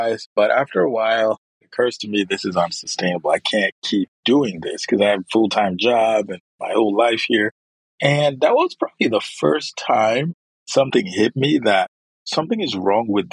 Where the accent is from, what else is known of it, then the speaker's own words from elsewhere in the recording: Nigeria; moved away as an adult; now in United States; I'm originally from Nigeria